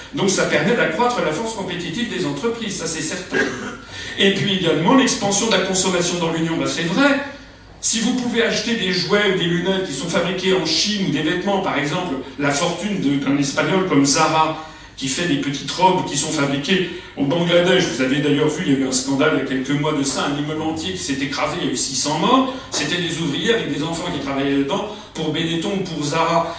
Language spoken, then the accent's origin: French; France; je suis français